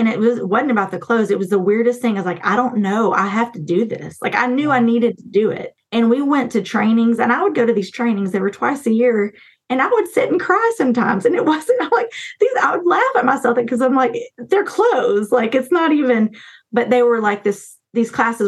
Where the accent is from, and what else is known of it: Wise County, Texas, United States; born or raised there